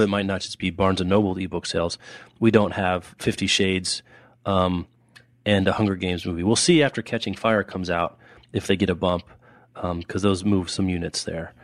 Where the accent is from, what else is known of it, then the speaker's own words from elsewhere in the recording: Lawrence, Kansas, United States; when I was growing up in Lawrence